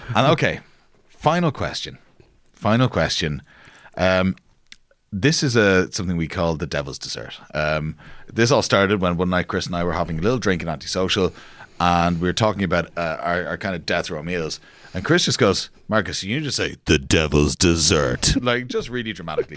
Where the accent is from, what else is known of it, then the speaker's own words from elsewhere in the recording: Dublin, Leinster, Ireland; we're all from Dublin